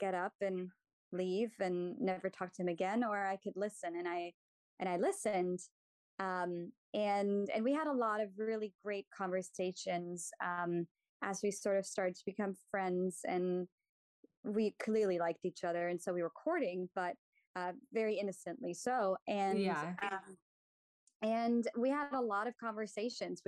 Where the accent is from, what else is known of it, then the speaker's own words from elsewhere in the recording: Germany; moved away; Germany. I'm from Germany.